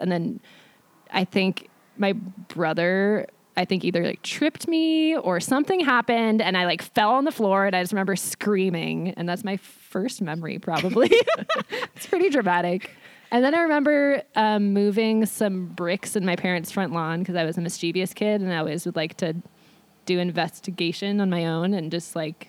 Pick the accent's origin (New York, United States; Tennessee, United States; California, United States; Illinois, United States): California, United States; Santa Cruz; also born or lived in Chile; I grew up in Santa Cruz